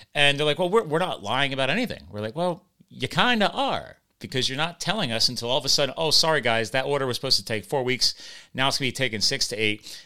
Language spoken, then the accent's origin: English; United States; I'm just an American, uh, a USA guy